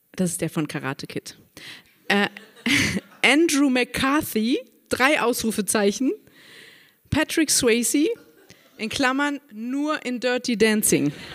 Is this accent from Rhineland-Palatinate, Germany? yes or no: yes; Saarburg, Rhineland-Palatinate, Germany; Geboren in Saarburg am 10.10.73